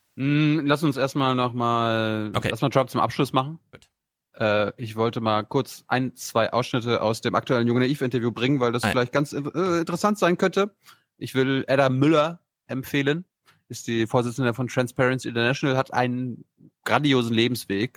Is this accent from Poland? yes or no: no; Mecklenburg-Vorpommern, Germany; Ich komme ja, ich ja aus MacPom von meinem Dorf